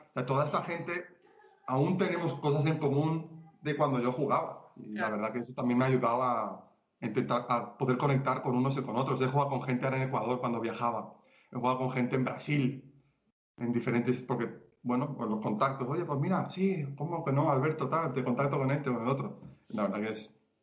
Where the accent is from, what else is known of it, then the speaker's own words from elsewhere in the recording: Spain; moved away as an adult; now in Colombia; soy español